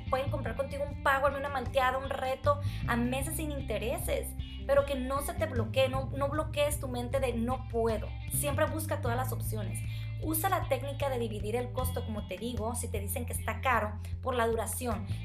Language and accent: Spanish; Sinaloa, Mexico; born there; also born or lived in Sonora / Monterrey; Soy originaria de Sinaloa, pero viví todo el tiempo fuera de, de aquí. Siempre estuve en, Sonora o en Monterrey, entonces mis amistades no son aquí.